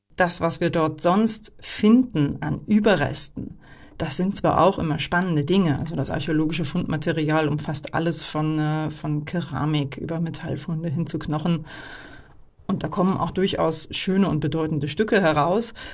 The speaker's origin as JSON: {"language": "German", "region": "Northern Germany", "country": "Germany", "moved": "yes", "said": "ich komme eigentlich auch aus Norddeutschland"}